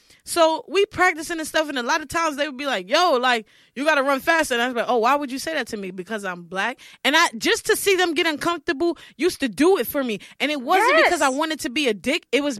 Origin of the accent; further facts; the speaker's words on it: New York City, New York, United States; I'm telling them, like, I'm from Marcy Projects.